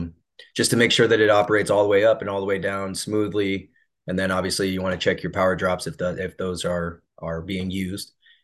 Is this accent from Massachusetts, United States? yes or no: no; Ottumwa, Iowa, United States; I was raised in Ottumwa, Iowa.